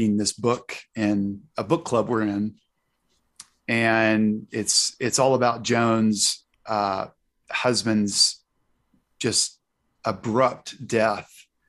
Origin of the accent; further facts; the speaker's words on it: Arkansas, United States; moved away; Fayetteville, Arkansas, my home state.